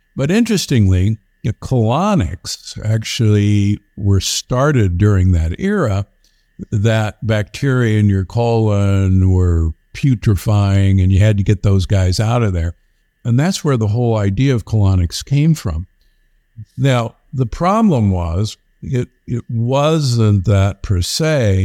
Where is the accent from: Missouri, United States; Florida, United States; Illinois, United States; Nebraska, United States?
Nebraska, United States; Omaha; moved away; I'm from Omaha, Nebraska originally